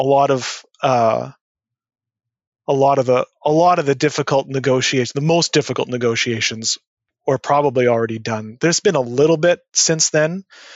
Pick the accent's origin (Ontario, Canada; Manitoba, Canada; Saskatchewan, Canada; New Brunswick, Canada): Manitoba, Canada; Winnipeg; I grew up in Winnipeg.